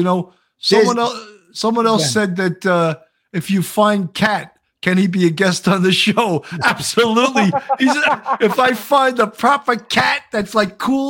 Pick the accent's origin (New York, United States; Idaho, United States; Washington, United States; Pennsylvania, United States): New York, United States; Long Island; accent: Long Island; You love my Long Island accent.